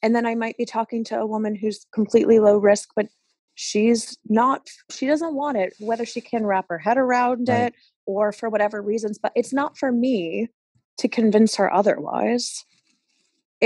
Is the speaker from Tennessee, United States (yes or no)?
no; New York, United States; moved away as an adult; now in Spain; I am from the States originally. I'm from New York